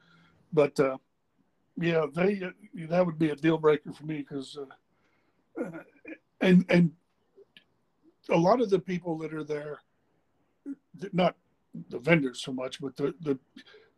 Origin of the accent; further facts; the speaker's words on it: Norman, Oklahoma, United States; I grew up in Norman